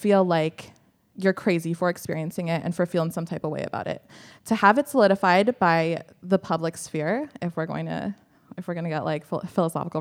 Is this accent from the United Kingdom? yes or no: no; Canada; I'm from Canada